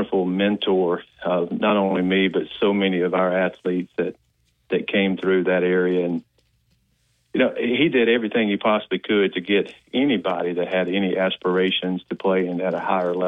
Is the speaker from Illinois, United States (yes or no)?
no; Pickens County, West Alabama, United States; also born or lived in Tuscaloosa, Alabama; now in Auburn, United States; I have a lot of great memories of growing up in West Alabama